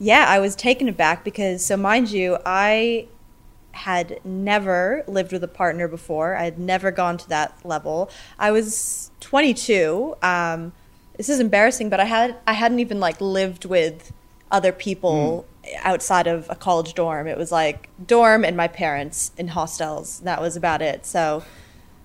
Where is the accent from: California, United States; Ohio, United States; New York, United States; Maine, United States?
Maine, United States; moved away as an adult; now in Longreach, Australia; I am from a state called Maine up north